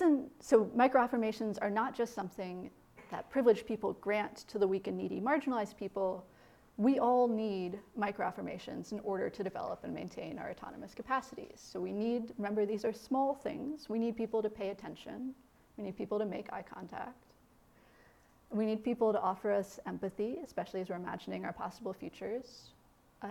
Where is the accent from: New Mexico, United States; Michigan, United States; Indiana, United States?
Indiana, United States; moved away; growing up in Midwestern Indiana